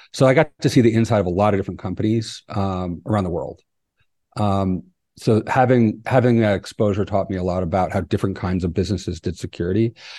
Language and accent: English; East Coast, United States; now in Oaxaca, Mexico; But I'm not from here. I'm originally from the East Coast of the United States and lived all over.